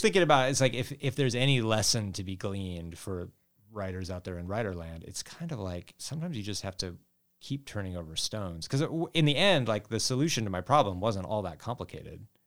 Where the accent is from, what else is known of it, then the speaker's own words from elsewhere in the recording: Montana, United States; I grew up in Montana